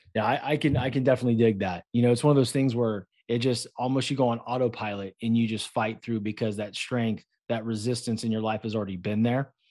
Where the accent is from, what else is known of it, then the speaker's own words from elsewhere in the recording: Concord, California, United States; moved away; I grew up in a place called Concord